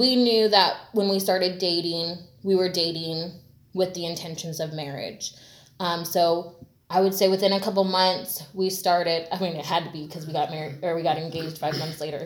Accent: Washington State outside of Seattle, United States; moved away; also born or lived in Bay Area, California / Southern California; I grew up in Washington State outside of Seattle.

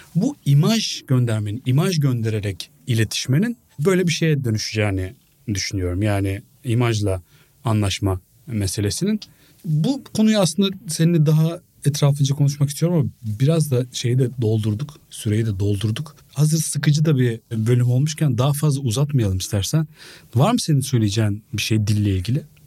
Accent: Biga, Çanakkale, Turkey; Ben çocukken Biga'da

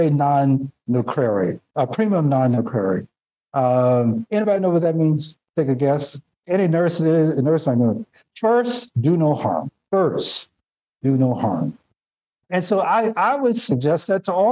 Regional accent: Nashville, Tennessee, United States; moved away; also born or lived in Connecticut; it's the way I grew up in Nashville, down south.

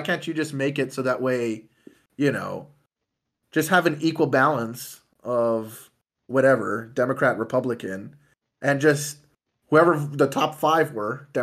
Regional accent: Canada; I'm Canadian

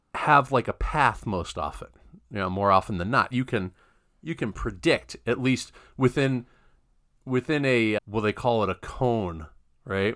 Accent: Mid-Atlantic, United States; I'm from the Mid-Atlantic

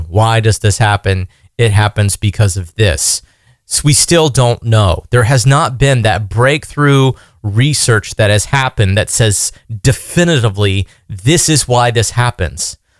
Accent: United States; being an American

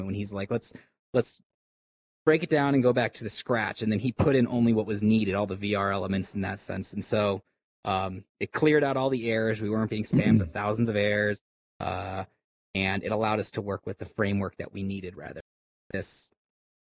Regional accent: Minnesota, United States; moved away; I am from Central, from Minnesota originally

